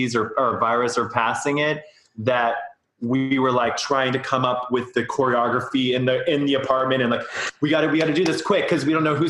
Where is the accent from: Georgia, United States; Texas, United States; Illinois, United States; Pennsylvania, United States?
Pennsylvania, United States; Pittsburgh; now in New York City, United States; I'm from Pittsburgh. My family lives in Pittsburgh.